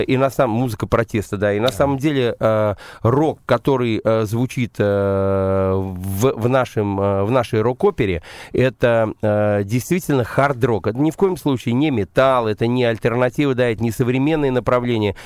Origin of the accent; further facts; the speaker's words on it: Saratov, Saratov Oblast, Russia; moved away; also born or lived in London; я, собственно, саратовский коренной